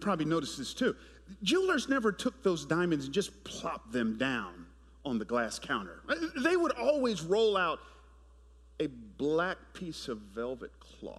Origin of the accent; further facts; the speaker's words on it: Atlanta, Georgia, United States; moved away as an adult; now in San Jose, United States; I grew up in Atlanta in the 80s.